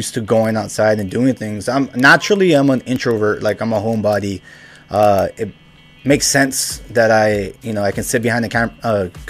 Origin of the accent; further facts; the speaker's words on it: Weslaco, Texas, United States; I'm from Wessico, obviously in the Valley